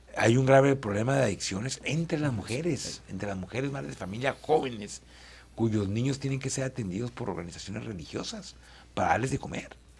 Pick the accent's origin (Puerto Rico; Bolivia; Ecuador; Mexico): Mexico; Chihuahua; soy un chihuahuense